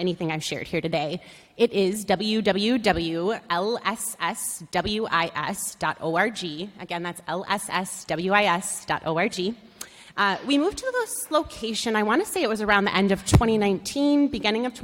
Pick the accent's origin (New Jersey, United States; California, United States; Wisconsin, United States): Wisconsin, United States; Madison; I was born and raised in Madison and grew up just a couple miles from here